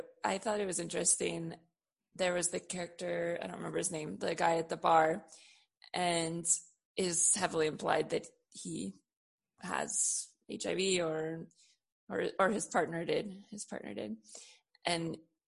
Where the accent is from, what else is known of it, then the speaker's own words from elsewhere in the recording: San Francisco, California, United States; I was born in San Francisco in the late 80s